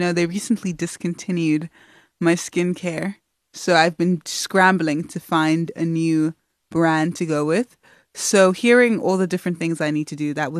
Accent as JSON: {"language": "English", "country": "South Africa", "tie": "born or raised there", "also_born_or_lived": "Nigeria", "said": "I mean, like, I'm Nigerian. I didn't grow up singing the same songs as many South Africans. I may have grown up in South Africa, but I had a completely different life experience to many people."}